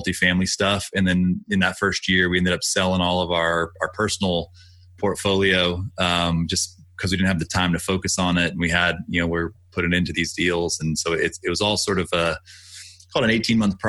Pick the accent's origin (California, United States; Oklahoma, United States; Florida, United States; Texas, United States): Texas, United States; Austin; I grew up in Austin